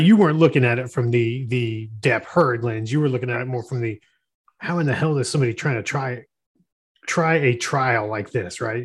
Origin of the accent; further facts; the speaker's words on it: Florida, United States; I grew up in Florida